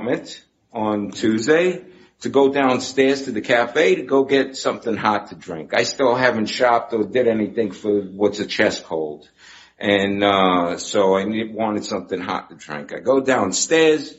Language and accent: English; New York City, New York, United States; I'm from Brooklyn